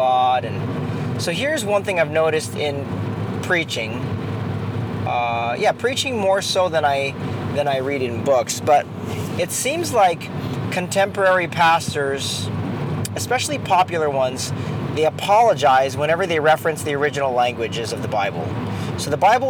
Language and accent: English; Philippines; I'm Filipino